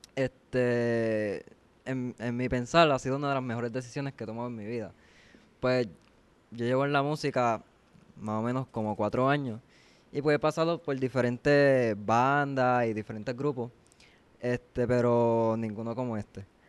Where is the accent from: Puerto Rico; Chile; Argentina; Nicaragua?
Puerto Rico; Guayama; yo vengo de Guayama todos los días. Yo soy de Guayama